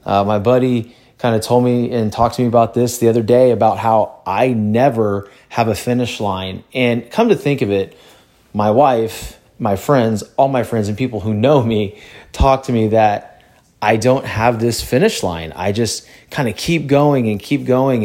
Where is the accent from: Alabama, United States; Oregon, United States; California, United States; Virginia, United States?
California, United States; also born or lived in Louisiana; I grew up in California